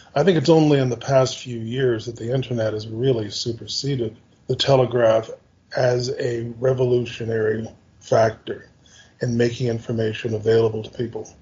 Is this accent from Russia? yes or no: no; Canada; as a Canadian, I'm from a Five Eyes country